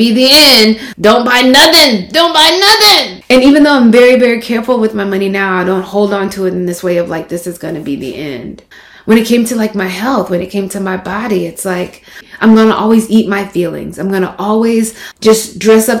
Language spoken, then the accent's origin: English; Mississippi, United States; moved away; growing up in Mississippi